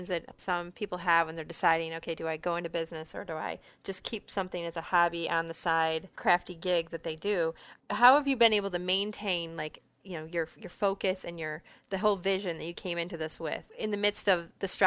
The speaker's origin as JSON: {"language": "English", "country": "United States", "said": "as an American"}